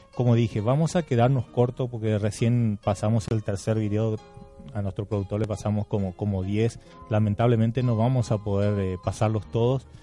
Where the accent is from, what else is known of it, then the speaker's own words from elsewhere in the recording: San Estanislao, San Pedro Department, Paraguay; now in Argentina; yo soy santaniano, eh, de, corazón obviamente